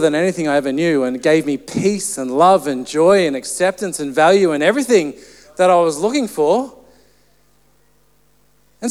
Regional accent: Central Coast, New South Wales, Australia; I grew up on the Central Coast

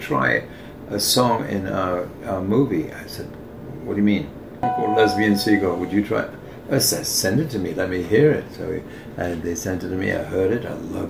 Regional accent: Leicester, East Midlands, United Kingdom; moved away; I come from Great Britain

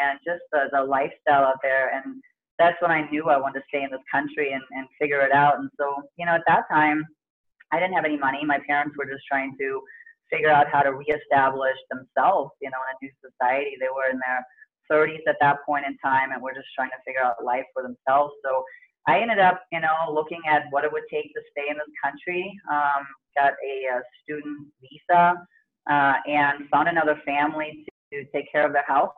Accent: East Germany, Germany; I was born and raised in East Germany

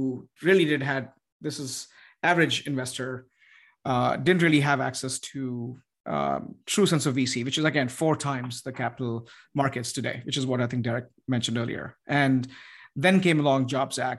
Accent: United States; as an American, as who lives in the United States

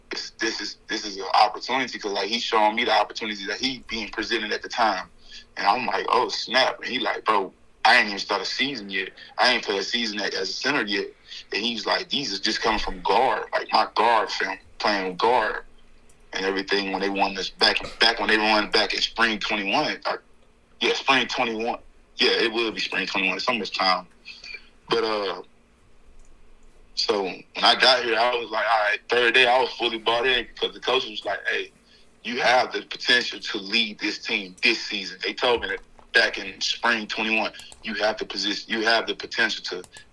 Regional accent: Houston, Texas, United States; moved away as an adult; growing up in a huge city, growing up in Houston, Texas, on the north side of Houston, Texas

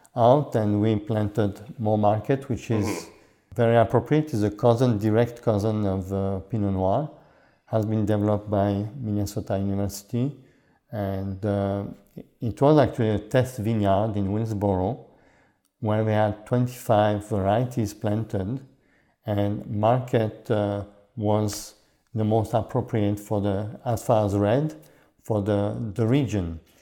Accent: Switzerland; also born or lived in Canada; now in Champlain, United States; I was born in Switzerland, but my parents came from Hungary.

